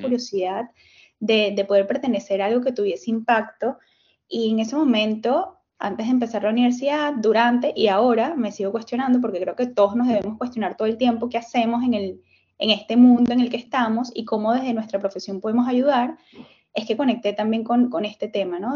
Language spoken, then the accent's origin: Spanish; Venezuela; moved away; lo que venía haciendo en, en Venezuela, porque soy venezolana